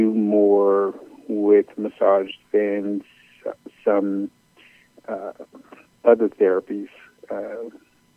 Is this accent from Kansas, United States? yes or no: no; Chicago, Illinois, United States; I am originally from Chicago